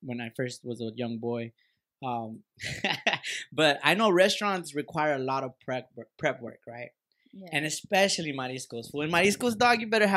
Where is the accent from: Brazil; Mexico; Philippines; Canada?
Mexico; Acapulco, Guerrero; I'm from Acapulco